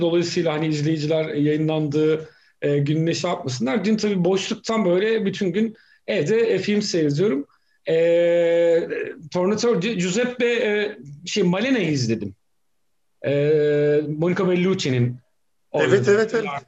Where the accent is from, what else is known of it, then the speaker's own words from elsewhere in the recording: Black Sea Region, Turkey; Ben Karadeniz'de büyüdüm.